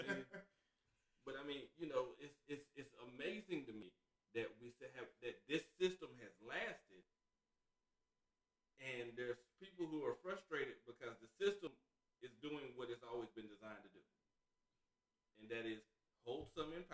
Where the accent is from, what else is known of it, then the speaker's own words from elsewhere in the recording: North Carolina, United States; I grew up in North Carolina